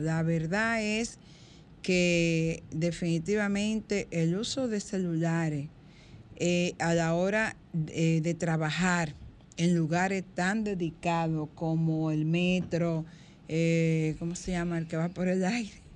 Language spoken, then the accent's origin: Spanish; Dominican Republic